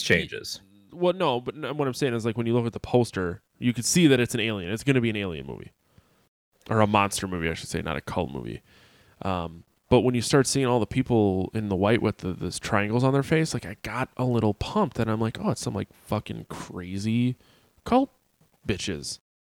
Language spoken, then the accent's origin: English; Sheboygan, Wisconsin, United States; also born or lived in Appleton, Wisconsin; I grew up in Sheboygan, Wisconsin, and moved to Appleton, Wisconsin